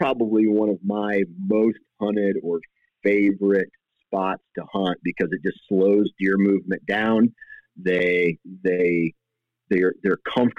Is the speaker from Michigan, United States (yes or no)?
no; Iowa, United States; and I am from Iowa, so I usually hunt a big